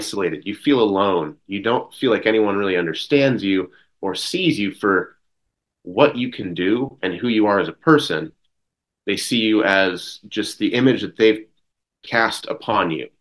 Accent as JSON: {"language": "English", "region": "small town Oregon", "country": "United States", "said": "an American from small town Oregon"}